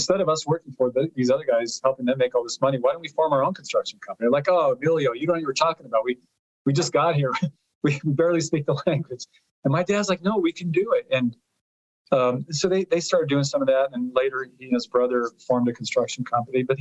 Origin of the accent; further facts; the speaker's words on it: Colorado, United States; first language Italian; English is a second language; I didn't speak English until I was 5 or 6, even though I was born here in 1966